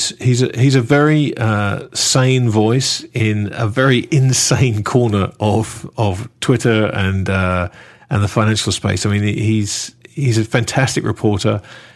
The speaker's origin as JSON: {"language": "English", "town": "Sheboygan", "region": "Wisconsin", "country": "United States", "said": "The truth is, I'm from Sheboygan."}